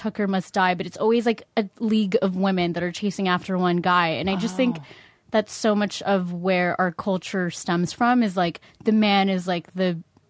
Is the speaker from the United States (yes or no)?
no; Philippines; I'm from the Philippines.